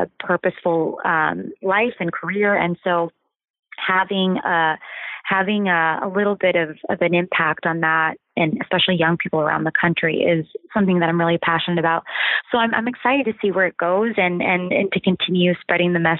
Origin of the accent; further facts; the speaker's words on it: Ohio, United States; growing up in Ohio and like in the small town that I did